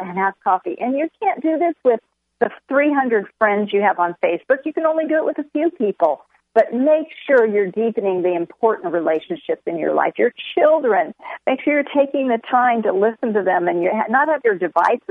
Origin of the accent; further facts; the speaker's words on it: San Diego, California, United States; I'm from San Diego, and so my home church asked us to come start a church in this new suburb